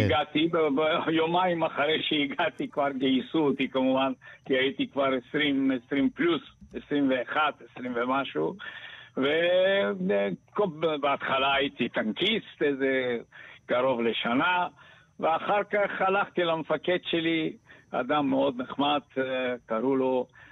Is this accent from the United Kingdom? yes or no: no; Bulgaria; first language Bulgarian; Hebrew is a second language; moved away as an adult; also born or lived in Sofia; now in Israel; אני באתי מבולגריה, אני לא הייתי ילד שם, אני הייתי אה, בגיל 20, 21